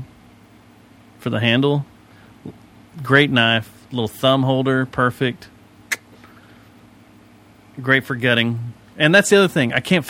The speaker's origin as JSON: {"language": "English", "region": "Texas", "country": "United States", "said": "I'm not from this state. I'm from Texas."}